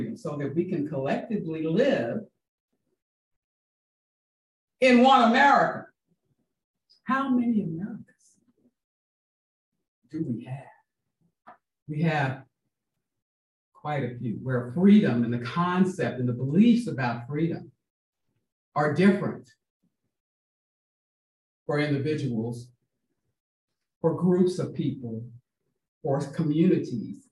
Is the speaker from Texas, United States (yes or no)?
yes; Houston, Texas, United States; also born or lived in Mississippi; now in Washington State, United States; I was born in Mississippi and I grew up in Houston, Texas in 1949 and 50, 51